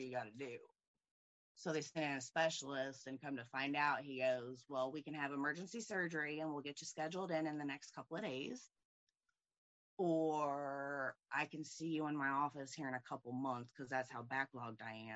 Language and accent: English; Indianapolis, Indiana, United States; I'm from Indianapolis, Indiana